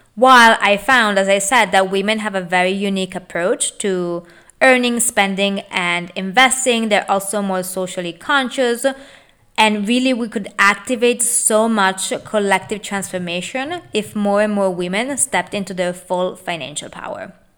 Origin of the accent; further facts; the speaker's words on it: Italy; moved away as an adult; now in United States; I was born and raised in Italy